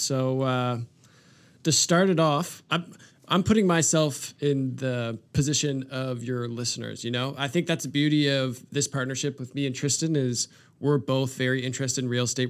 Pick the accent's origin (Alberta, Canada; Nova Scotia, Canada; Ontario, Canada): Nova Scotia, Canada; Sackville; I grew up in Sackville